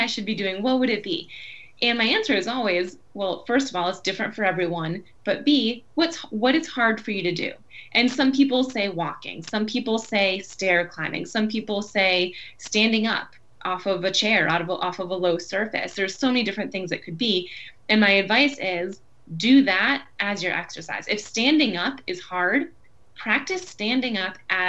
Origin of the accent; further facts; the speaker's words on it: Buffalo, New York, United States; moved away as an adult; also born or lived in Boston; today I am near Buffalo, New York. So I moved back to my hometown about a year ago